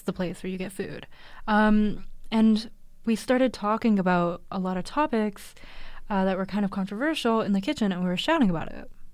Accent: Vancouver, British Columbia, Canada; I've grown up in Vancouver, lived here my whole life

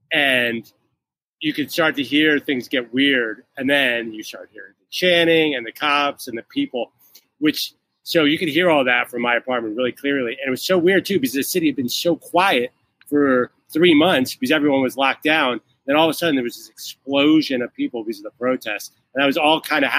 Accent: outside of Philadelphia, Pennsylvania, United States; now in New York City, United States; I'm from Philly, outside of Philly. Okay. Lower Merion High School

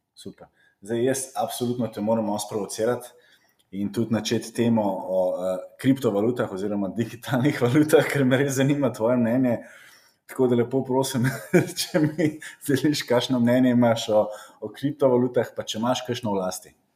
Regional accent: Slovenia; smo Slovenci

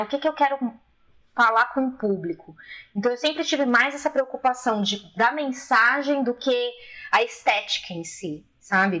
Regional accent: Brazil; eu sou brasileira

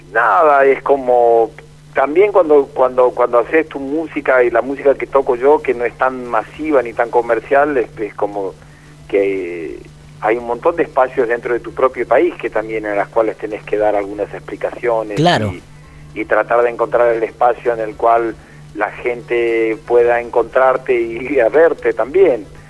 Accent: Argentina; nosotros como argentinos

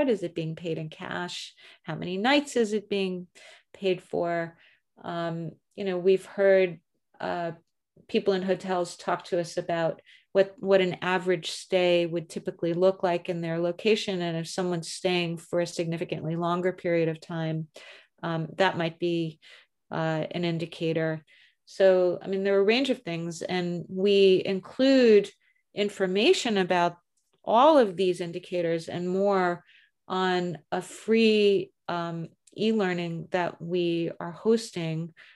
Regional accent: United States; accent: American; my American accent

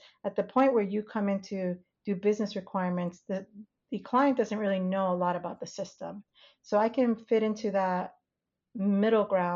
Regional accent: United States; moved away as an adult; also born or lived in Panama / North Carolina; now in Indiana, United States; We lived in New York, New Jersey

